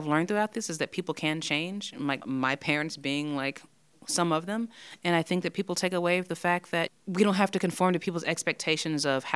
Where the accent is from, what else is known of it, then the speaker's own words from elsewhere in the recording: Nashville, Tennessee, United States; I'm from Nashville, from the suburbs